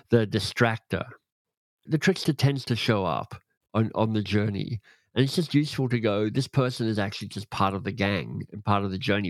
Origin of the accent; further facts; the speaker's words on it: Australia; I grew up in Australia, but my dad was British